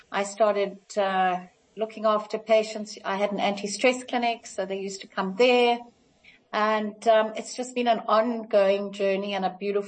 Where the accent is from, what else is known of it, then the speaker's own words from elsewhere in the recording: Kenya; moved away; So my mum was a nurse, when we came down from Kenya